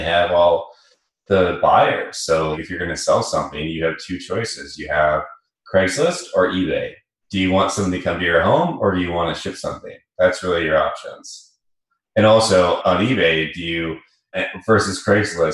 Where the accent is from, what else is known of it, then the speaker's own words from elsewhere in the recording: Vancouver, British Columbia, Canada; accent: Canadian; moved away as an adult; now in San Francisco, United States; I'm from Vancouver, born and raised there